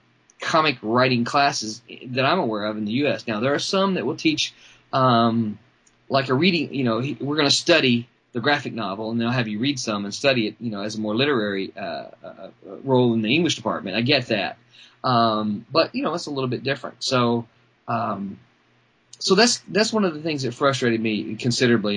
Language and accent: English; Mississippi, United States; also born or lived in Arkansas; I'm a proud Mississippian